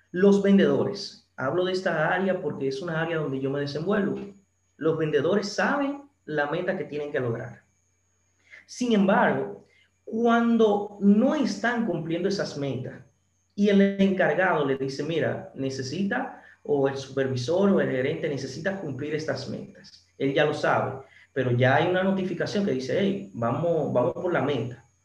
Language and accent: Spanish; San Francisco de Macorís, Duarte, Dominican Republic; aquí en mi ciudad natal, San Francisco